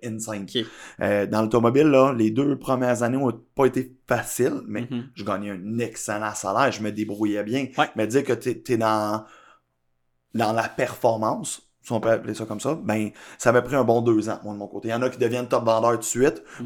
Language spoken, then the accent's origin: French; Blainville, Quebec, Canada; also born or lived in Laval; now in Laurentides, Canada; je suis né à Laval, j'ai grandi une majorité de mon enfance aussi à Blainville